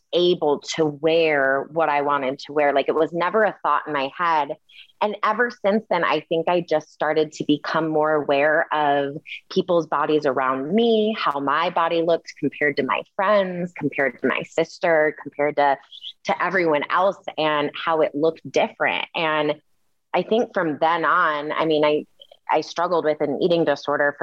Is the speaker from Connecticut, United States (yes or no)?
no; Kalamazoo, Michigan, United States; I am from Kalamazoo, Michigan, grew up in a pretty diverse city